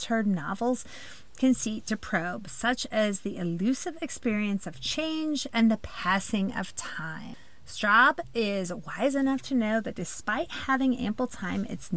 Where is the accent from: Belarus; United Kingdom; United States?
United States; Midwest; I'm a Midwesterner at heart